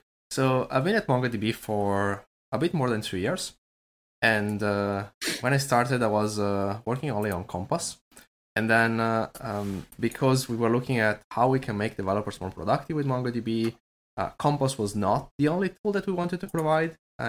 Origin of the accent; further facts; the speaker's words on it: Italy; also born or lived in Florida; now in Berlin, Germany; I'm Italian.